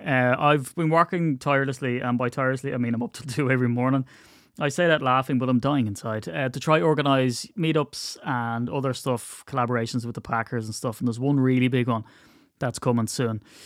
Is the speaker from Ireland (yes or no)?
yes; Ireland; I'm very Irish